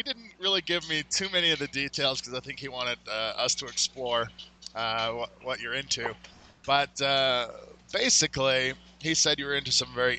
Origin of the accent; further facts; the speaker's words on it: Winnipeg, Manitoba, Canada; moved away; Well, I'm from Winnipeg, Manitoba, so I know all about freezing cold weather.